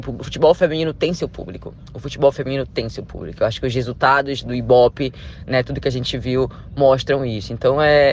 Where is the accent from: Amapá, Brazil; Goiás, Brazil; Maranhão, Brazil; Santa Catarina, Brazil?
Amapá, Brazil; Macapá; moved away; Eu saí lá de Macapá